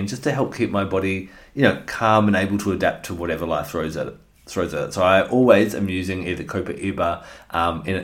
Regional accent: Australia; also born or lived in Western Australia; I'm an Australian

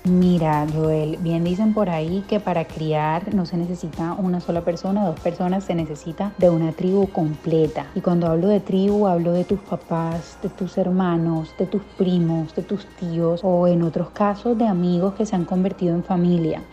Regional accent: Colombia; now in United States; Colombia, mi país natal

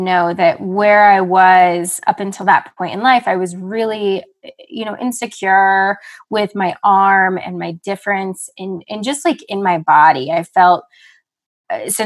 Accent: Evergreen, Colorado, United States; moved away as an adult; also born or lived in Los Angeles, California; now in Carbondale, United States; I grew up in Evergreen, Colorado

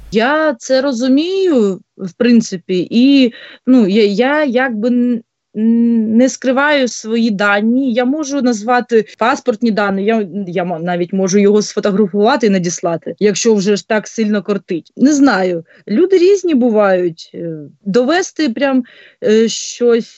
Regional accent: Bryanka, Luhansk Oblast, Ukraine; moved away as an adult; now in Kyiv Oblast, Ukraine; я з Луганської області, з міста Брянки. От вже більше п'яти років проживаю в Київській області

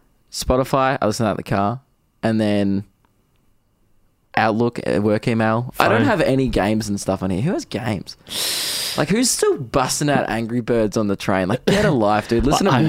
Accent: Diamond Creek, Victoria, Australia; everyone's like, where are you from? And I'm like, oh, Diamond Creek. And everyone's like, where's that?

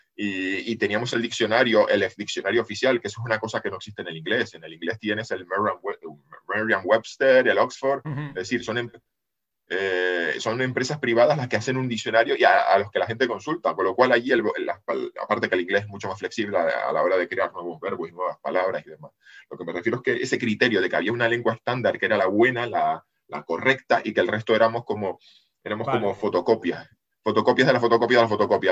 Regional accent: Canary Islands, Spain; accent: Canarian; los canarios

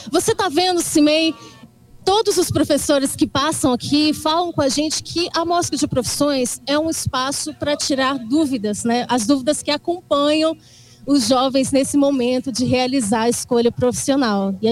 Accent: Tarumirim, Minas Gerais, Brazil; eu sou de Tarumirim

